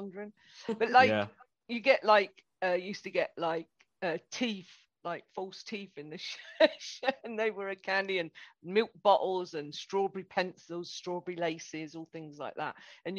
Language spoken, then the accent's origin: English; United Kingdom; We're British.